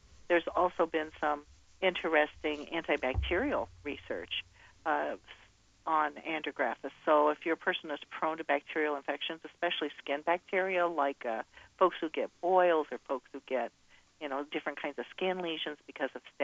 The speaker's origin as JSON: {"language": "English", "region": "Midwest", "country": "United States", "said": "I'm from the Midwest"}